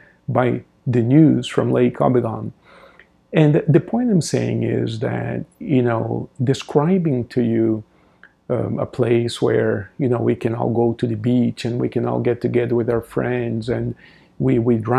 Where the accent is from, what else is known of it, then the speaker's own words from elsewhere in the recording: Brazil; moved away; I remember when I was a child in Brazil, I grew up in Brazil